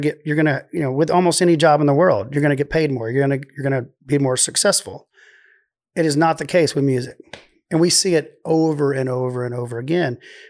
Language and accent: English; Waco, Texas, United States; accent: Waco; Well, it's my Waco accent.